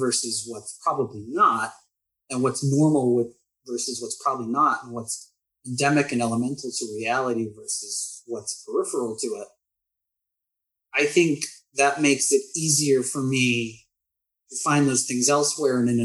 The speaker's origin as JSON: {"language": "English", "country": "United States", "also_born_or_lived": "Austin, Texas / San Antonio, Texas", "said": "being American"}